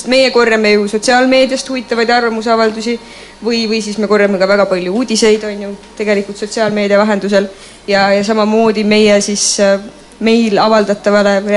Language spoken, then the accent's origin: Estonian; Estonia; me oleme eestlased